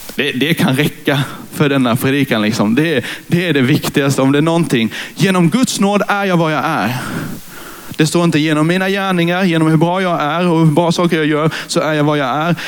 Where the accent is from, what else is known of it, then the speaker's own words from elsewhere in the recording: Karlshamn, Blekinge, Sweden; moved away as an adult; now in Nybro, Sweden; Jag är influgen från Karlshamn där jag är uppfödd och uppvuxen